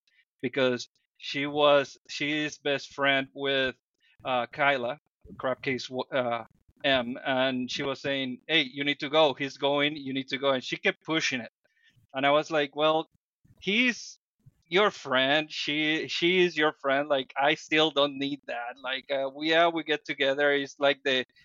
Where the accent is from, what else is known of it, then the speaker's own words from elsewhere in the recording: Dominican Republic; English is a second language; now in United States; I come from the Dominican Republic